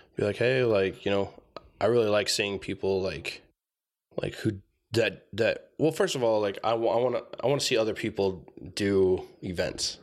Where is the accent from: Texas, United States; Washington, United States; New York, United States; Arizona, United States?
Arizona, United States; Tucson; moved away as an adult; also born or lived in San Manuel, Arizona / Safford, Arizona / Oklahoma City; I was born here in Tucson, uh, born at T M C